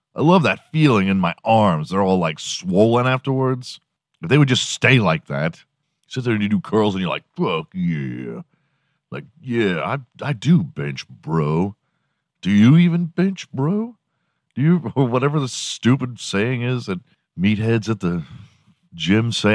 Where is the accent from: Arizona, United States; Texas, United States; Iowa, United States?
Texas, United States; Houston; I'm from Houston. I grew up watching the Rockets